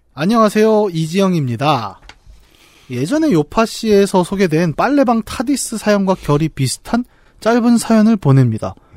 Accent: Bucheon, Gyeonggi Province, South Korea; 저 고향 부천에 이제 중앙극장이라는 데가 있었습니다.

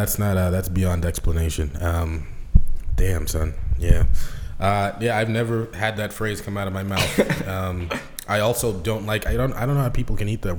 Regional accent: Seattle, Washington, United States; I'm from Seattle.

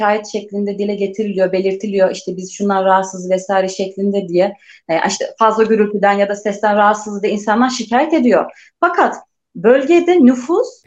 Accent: Turkey; Ben de söylüyorum evet ben hani Türk'üm, işte buralıyım vesaire.

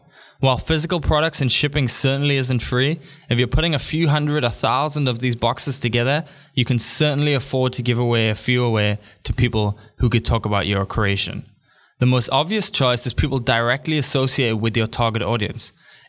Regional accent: Newcastle, North East England, United Kingdom; born there; also born or lived in Africa / Thailand; I was born in Newcastle, even if people don't believe it based on my accent. Born in Newcastle, me like. I have lived in Africa for 5 years.

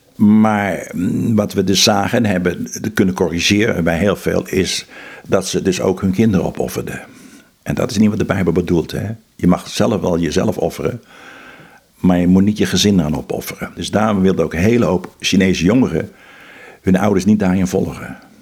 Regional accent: Netherlands; also born or lived in Philippines

